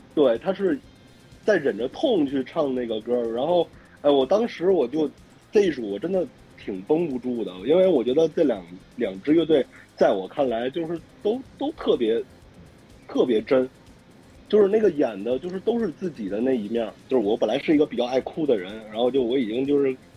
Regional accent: Anshan, Liaoning, China; 那我鞍山人嘛，对吧 老乡了

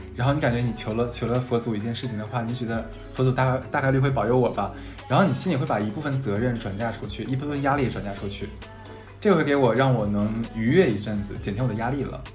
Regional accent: Northeast China, China; accent: Northeastern dialect (东北话); now in Shanghai, China; 我们东北话叫个梗

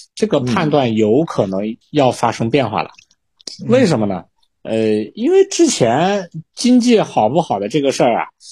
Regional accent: China; 我们中国人

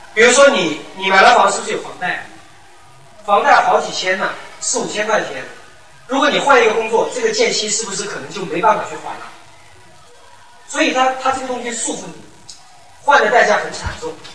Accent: Anqing, Anhui, China; moved away as an adult; now in Guangzhou, China; 我是安徽安庆市

